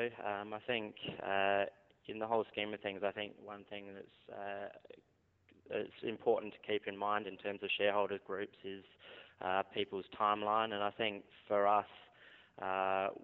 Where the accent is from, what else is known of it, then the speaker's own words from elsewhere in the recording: South Australia, Australia; growing up in South Australia, we've obviously had Coopers around